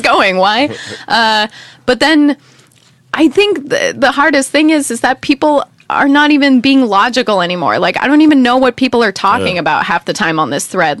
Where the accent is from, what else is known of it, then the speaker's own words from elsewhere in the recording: United States; moved away; as an American